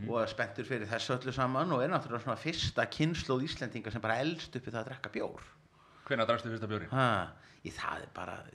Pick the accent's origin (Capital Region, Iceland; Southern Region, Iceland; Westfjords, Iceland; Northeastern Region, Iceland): Capital Region, Iceland; Reykjavik; Þegar ég er reykvikingur úr Vesturbænum náðu nú samt sem aður að vera framari